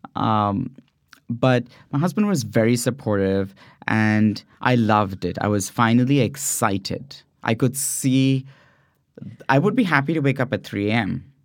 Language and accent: English; India; moved away as an adult; also born or lived in San Francisco Bay Area, California; now in California, United States; growing up in India